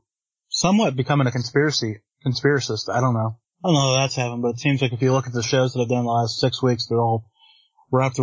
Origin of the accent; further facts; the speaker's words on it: Western Pennsylvania, United States; I'm from Western Pennsylvania. That's the Pittsburgh side of Pennsylvania